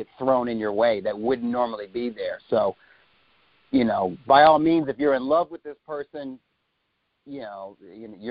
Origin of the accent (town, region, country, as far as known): United States; born or raised there; also born or lived in New York City, United States / Ohio, United States / Missouri, United States